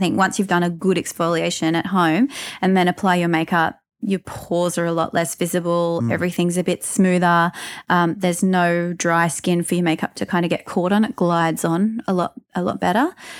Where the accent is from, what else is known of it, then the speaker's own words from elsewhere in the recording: Newcastle, New South Wales, Australia; moved away; I am from Newcastle originally.